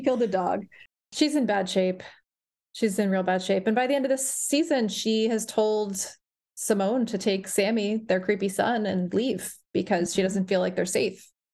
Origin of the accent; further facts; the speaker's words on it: Bergen County, Northern New Jersey, United States; moved away as an adult; now in Providence, United States; growing up in New Jersey